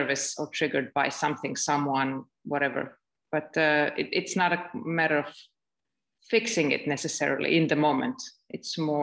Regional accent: Belgrade, Serbia; now in Estonia; I'm currently in Estonia, but I am from Serbia, from Belgrade, Serbia.

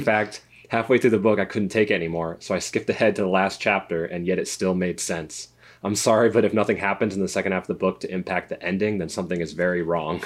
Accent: Connecticut, United States; we're from, uh, we grew up in Connecticut.

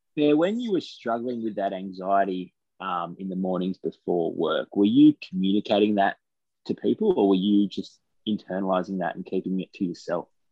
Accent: Taree, New South Wales, Australia; moved away as an adult; also born or lived in Bathurst; I came from Taree to Bathurst.

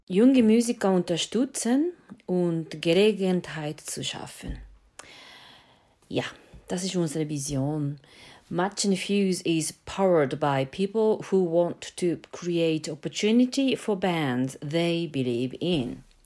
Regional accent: Japan; accent: Japanese; German is a second language; moved away as an adult; now in Switzerland; ich bin in Japan geboren und äh, ja, das hört man ja mit meiner Stärke äh, japanische Akzent in äh, Schweizerhochdeutsch. Und nach äh, Europa gekommen für ein Studium

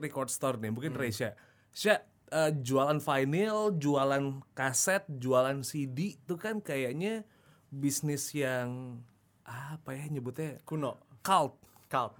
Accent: Yogyakarta, Special Region of Yogyakarta, Indonesia; dari kecil kalau di Jogja dulu ada di deket Tugu dulu zaman dulu

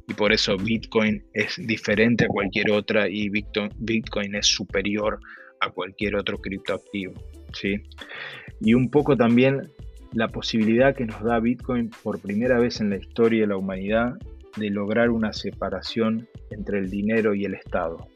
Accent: Argentina; accent: Argentine; moved away as an adult; por mi acento, eh, yo soy argentino, viví en Argentina los primeros 38 años de mi vida.

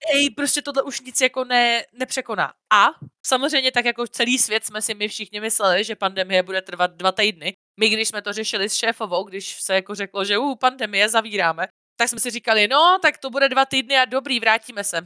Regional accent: near Brno, South Moravian Region, Czechia; also born or lived in Vysočina; jsem vyrůstala většinu času jako u Brna

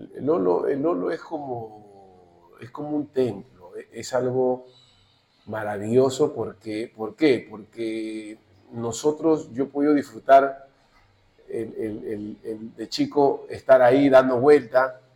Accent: Chincha Alta, Ica, Peru; yo vengo de Chincha

